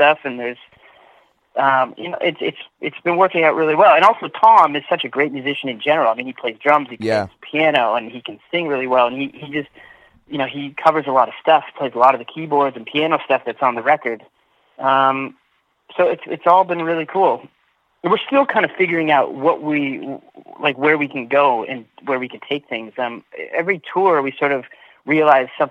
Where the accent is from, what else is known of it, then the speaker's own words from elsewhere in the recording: Scarborough, Ontario, Canada; also born or lived in Ajax, Ontario; I grew up in Scarborough till I was about 10 or 11, and then I moved out to the country with my grandparents, and then by 12, 13, I moved to Ajax